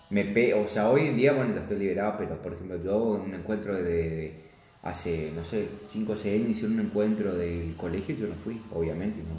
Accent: Colonia Alicia, Misiones, Argentina; also born or lived in Oberá; No, eh, en Colonia Alicia, porque mis hijos eran docentes y vivían allá, en la colonia, en la frontera.

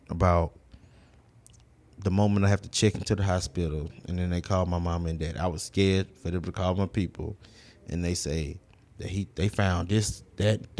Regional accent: Houston, Texas, United States; I grew up in the Southwest.

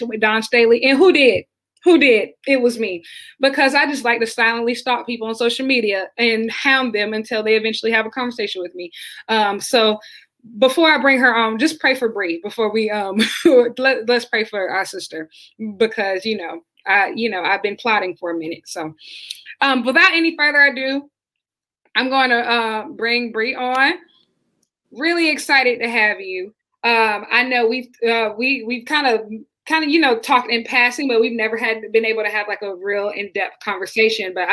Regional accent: Columbia, South Carolina, United States; growing up in Columbia on a completely different side of town

